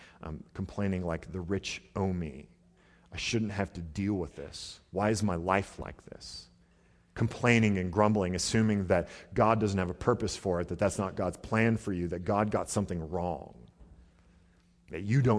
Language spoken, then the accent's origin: English; Portland, Oregon, United States; I mean, I remember growing up, we grew up in Southeast Portland, which is not a great neighborhood.